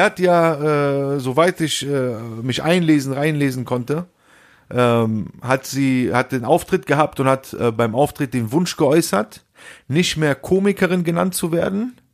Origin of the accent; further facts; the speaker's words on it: Rhineland, Germany; Wo sind wir aufgewachsen? Im Rheinland